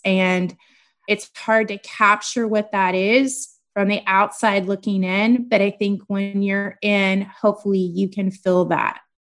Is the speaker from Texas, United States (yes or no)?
yes; Corpus Christi, Texas, United States; also born or lived in Kingsville, Texas / College Station, Texas; I am from Corpus Christi, or that is where I grew up. I was born in Kingsville, Texas, and then we moved for me to start school